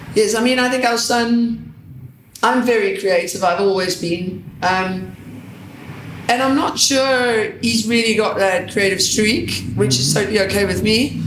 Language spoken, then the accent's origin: English; Johannesburg, Gauteng, South Africa; now in London, United Kingdom; I'm from Johannesburg